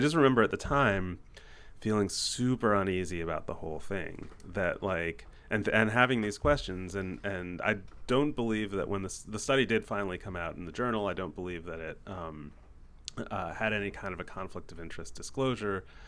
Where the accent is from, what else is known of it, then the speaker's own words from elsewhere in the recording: United States; we're American entrepreneurs